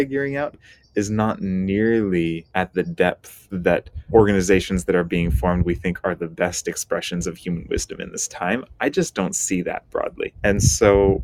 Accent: U.S. Virgin Islands; also born or lived in Washington State, United States / California, United States / Hawaii, United States; now in Bay Area, United States; I grew up in the Caribbean on the island of St. Croix. My family moved to Washington State afterward

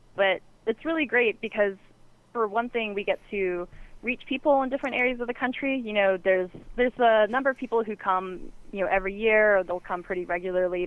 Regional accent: the South, United States; moved away; I'm from the South originally

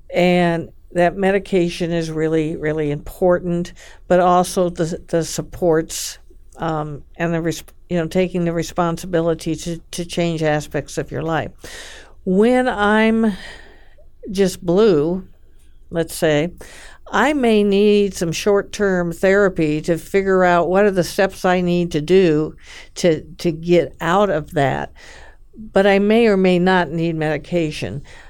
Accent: California, United States; I grew up in California, in a very faith-based family.

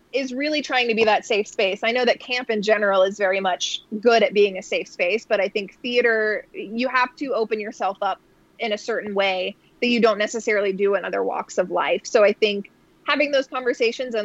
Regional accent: Florida, United States; moved away; I'm from Florida originally

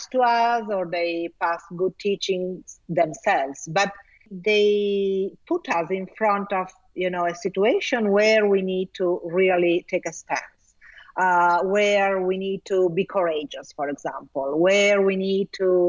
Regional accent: Italy; first language Italian; English is a second language; also born or lived in Milan; I was quite good in Italian. Well, because it's my native language

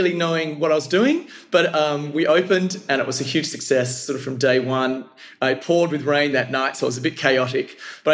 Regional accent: Perth, Western Australia, Australia; now in Singapore; we're originally from Perth

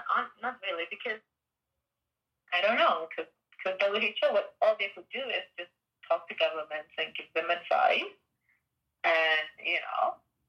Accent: Gambia; I mean, I'm from the Gambia, and they have, what, two or four cases?

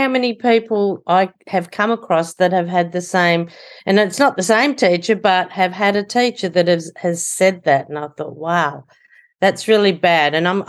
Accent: Sydney, New South Wales, Australia; Yes, I'm from Sydney, Australia

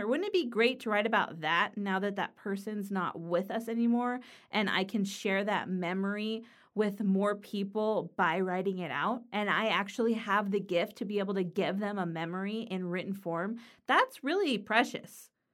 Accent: Los Angeles, California, United States; now in Pennsylvania, United States; I live in Pennsylvania in the U S, but I'm from Los Angeles, California

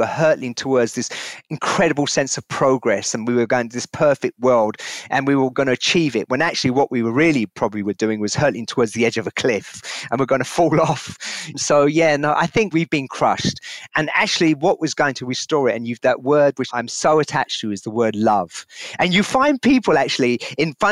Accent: London, United Kingdom; my early years of growing up in London

